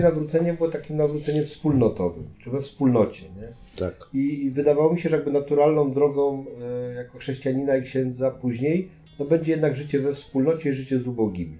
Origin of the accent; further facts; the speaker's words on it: Poland; jesteśmy z Polski